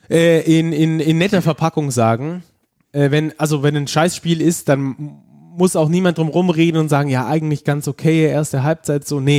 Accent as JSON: {"language": "German", "town": "Stuttgart", "region": "Baden-Württemberg", "country": "Germany", "accent": "Stuttgarter Schwäbisch", "said": "ich habe einen stärkeren Dialekt. Okay. Äh, also ich sag mal so ein Stuttgarter Schwäbisch habe"}